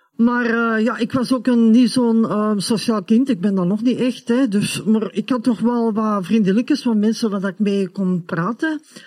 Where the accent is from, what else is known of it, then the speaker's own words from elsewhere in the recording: Hoboken, Flanders, Belgium; also born or lived in Germany; de 17 augustus 1967 verhuisden wij naar België